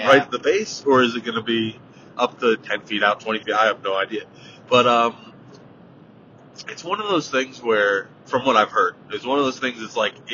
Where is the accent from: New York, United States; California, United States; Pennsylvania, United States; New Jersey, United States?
New Jersey, United States; I grew up in New Jersey, not Louisiana